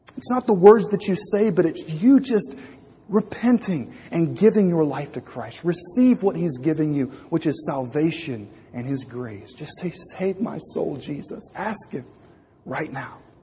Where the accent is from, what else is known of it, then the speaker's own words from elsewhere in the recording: Louisiana, United States; When I was growing up in Louisiana